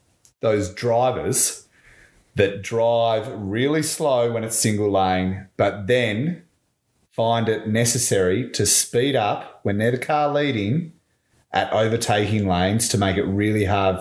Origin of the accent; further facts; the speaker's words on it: Tasmania, Australia; We're 2 guys from Tassie